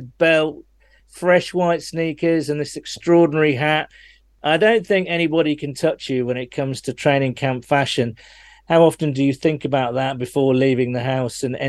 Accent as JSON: {"language": "English", "country": "United Kingdom", "said": "you can tell I'm British by using the word pitch, not field"}